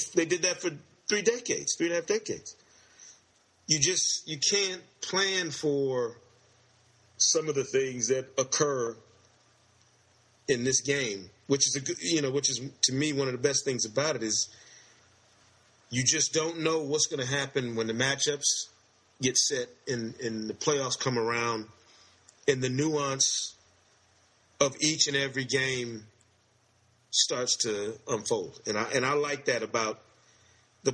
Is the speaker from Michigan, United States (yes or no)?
yes; Michigan, United States; I'm from Michigan